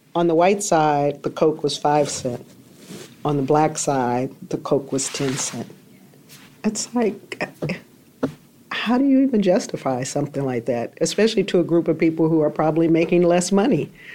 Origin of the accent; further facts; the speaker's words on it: Greensboro, North Carolina, United States; moved away; I went to Greensboro, back to my hometown